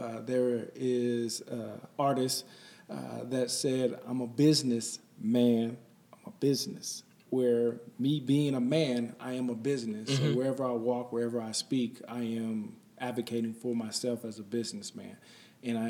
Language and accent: English; Detroit, Michigan, United States; moved away as an adult; also born or lived in East Palo Alto, California / Kentucky; Then I moved to Michigan and then grew up in Detroit